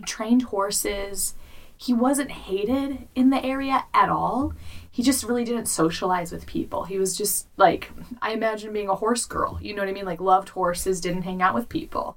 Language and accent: English; Chicago, Illinois, United States; I'm from Chicago.